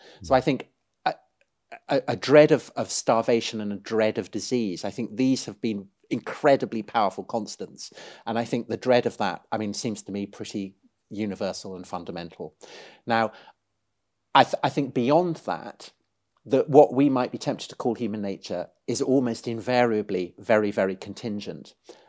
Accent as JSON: {"language": "English", "town": "Salisbury", "region": "South West England", "country": "United Kingdom", "tie": "born or raised there", "said": "I grew up outside Salisbury, home of the famous spire, Stonehenge. So, you know, an old landscape, an old countryside."}